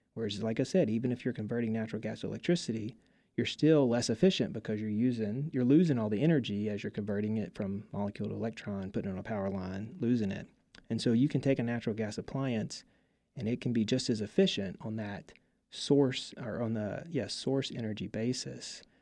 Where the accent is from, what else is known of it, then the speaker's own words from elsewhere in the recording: Mississippi, United States; I'm from Mississippi